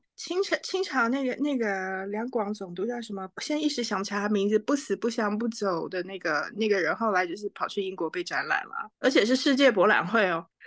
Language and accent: Chinese; Taipei, Taiwan; moved away; also born or lived in New York; 我在台北长大，我也从来没有想上一零一耶